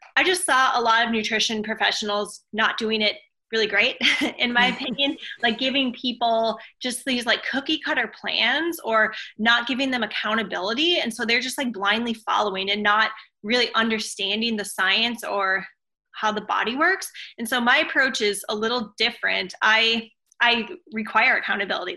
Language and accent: English; Minnesota, United States; also born or lived in Oregon; now in California, United States; I grew up in Minnesota and then lived in Oregon